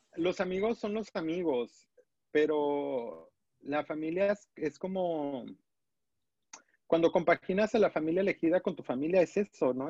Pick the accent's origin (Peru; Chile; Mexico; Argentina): Mexico; Los Altos de Jalisco; como persona de pueblo, de los Altos de Jalisco